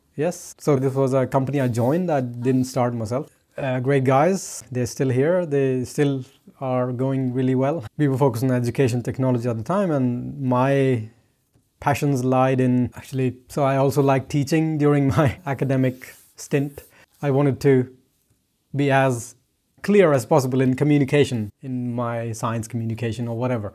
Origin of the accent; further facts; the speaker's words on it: India; moved away; growing up in India